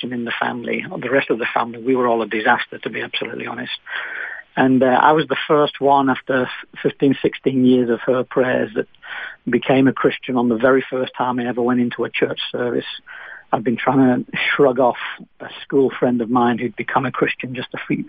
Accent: Manchester, North West England, United Kingdom; accent: British; moved away as an adult; also born or lived in Nottingham / Spain; now in Australia; I was born in Manchester, England. It's the city in the north of England

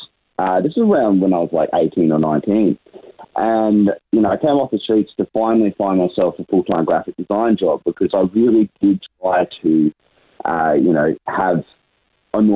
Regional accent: Brisbane, Queensland, Australia; I was born and raised in Brisbane my whole life.

